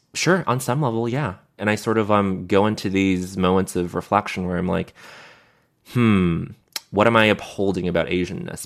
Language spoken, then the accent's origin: English; Montreal, Quebec, Canada; growing up in Montreal